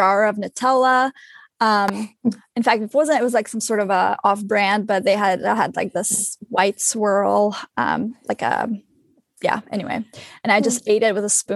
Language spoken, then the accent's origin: English; Kyiv, Ukraine; English is a second language; now in Boston, United States; I was born and raised in Kyiv, the capital, and my parents have spent most of their life there too.